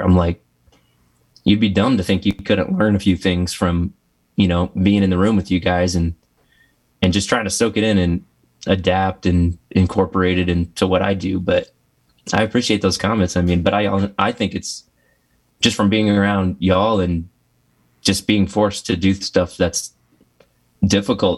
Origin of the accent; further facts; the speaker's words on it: Texas, United States; I grew up in Texas